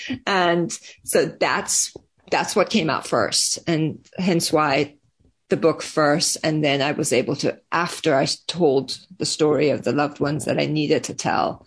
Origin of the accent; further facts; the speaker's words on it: Iran; now in United States; I was born and raised in Iran and then moved to the US